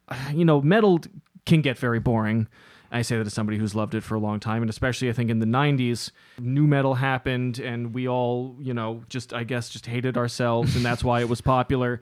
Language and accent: English; New York City, New York, United States; growing up, uh, in Lower Manhattan, growing up in New York City in the nineties and early two thousands